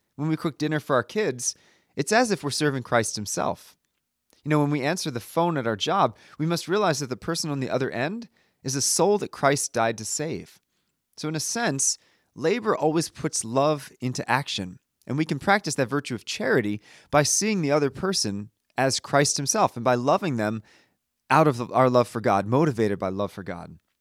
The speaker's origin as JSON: {"language": "English", "country": "United States", "also_born_or_lived": "Italy", "said": "as an American"}